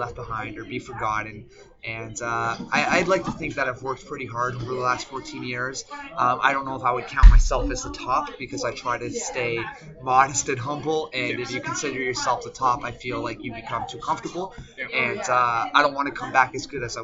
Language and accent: English; Mississauga, Ontario, Canada; also born or lived in Toronto / Oakville / Germany / Amsterdam; born in Toronto, raised in Mississauga, went from grade 1 to finishing high school there